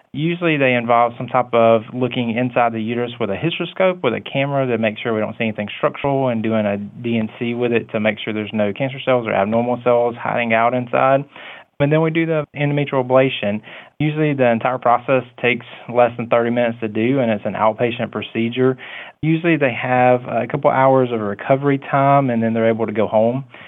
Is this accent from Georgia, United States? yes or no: yes; Coffee County, Georgia, United States; I'm from Coffee County, and, you know, I went into medicine because I just wanted to help patients